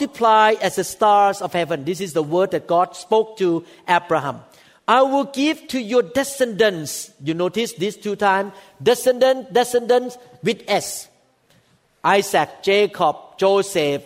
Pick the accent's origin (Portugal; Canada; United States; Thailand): Thailand; I am one of the Gentiles. I was born in Thailand